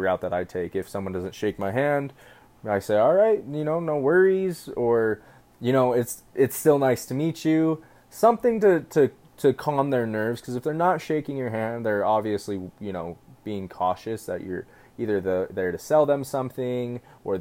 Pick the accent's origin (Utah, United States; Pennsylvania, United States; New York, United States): Utah, United States; I'm from Utah.